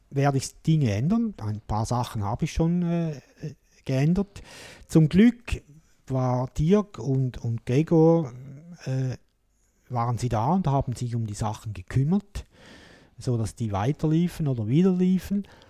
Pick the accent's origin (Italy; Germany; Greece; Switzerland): Switzerland; hier bei uns in der Schweiz